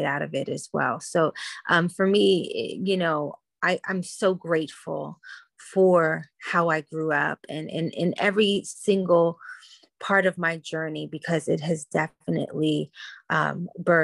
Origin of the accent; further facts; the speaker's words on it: Washington, District of Columbia, United States; I grew up in Washington, D.C. when it was the murder capital